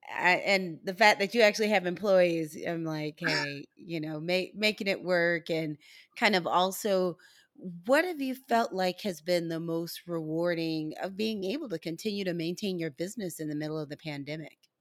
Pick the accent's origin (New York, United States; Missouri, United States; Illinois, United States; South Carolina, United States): Missouri, United States; St. Louis; my hometown of Saint Louis, Missouri